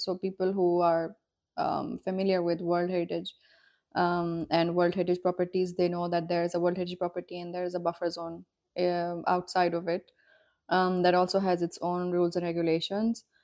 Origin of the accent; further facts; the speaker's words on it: northern Pakistan, Pakistan; also born or lived in Vienna, Austria; from Pakistan, from north of Pakistan